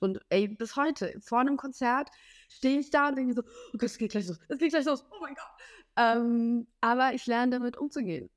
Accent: Smila, Cherkasy Oblast, Ukraine; now in Germany; weil ich da aufgewachsen bin in Smela, äh, so circa zweieinhalb, drei Stunden von Kiew weg

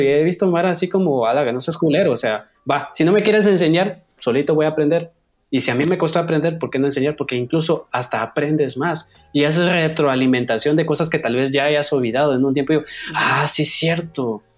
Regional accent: Guatemala; dejé mi semillita en este país como guatemalteco

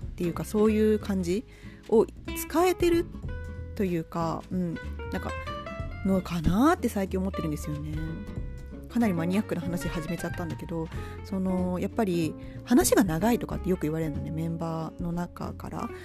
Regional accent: Japan

